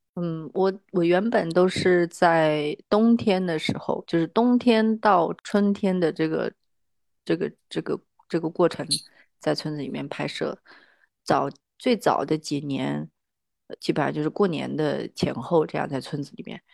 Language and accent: Chinese; Hainan, China; also born or lived in Suizhou, Hubei; 其实一直是在外面长大，就在海南，呃，度过了青，青少年的时期，然后到北京来读大学